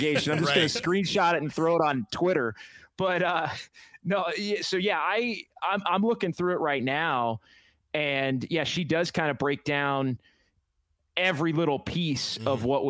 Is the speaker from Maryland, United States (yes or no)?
no; Sacramento, California, United States; moved away as an adult; now in San Francisco Bay Area, United States; growing up in Sacramento and spending the last 12 years in the Bay